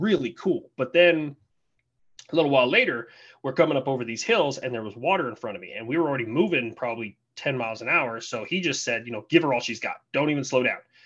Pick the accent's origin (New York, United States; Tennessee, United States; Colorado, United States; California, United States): Colorado, United States; moved away as an adult; I was originally from Colorado